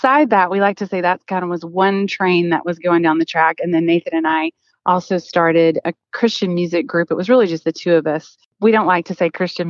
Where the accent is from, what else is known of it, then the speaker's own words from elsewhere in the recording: Oklahoma, United States; I'm originally from Oklahoma